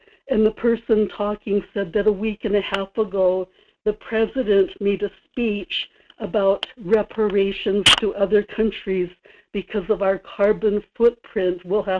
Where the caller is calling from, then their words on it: Kodiak, Alaska, United States; Good morning, Michael. This is in Kodiak.